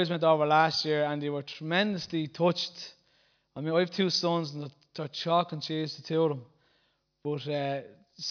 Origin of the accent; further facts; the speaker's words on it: Bray, County Wicklow, Ireland; out in Bray, my hometown